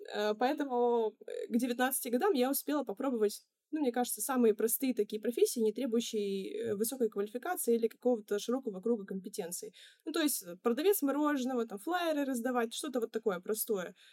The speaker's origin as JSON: {"language": "Russian", "town": "Ufa", "region": "Bashkortostan", "country": "Russia", "tie": "born or raised there", "moved": "as an adult", "lives_now": "Saint Petersburg, Russia", "said": "еще одна студия в моем родном городе. Я сама, кстати, из Уфы"}